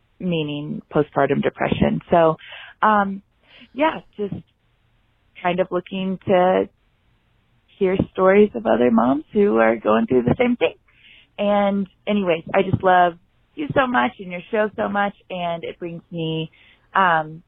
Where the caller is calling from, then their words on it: Buena Vista, Colorado, United States; I am calling from Buena Vista, Colorado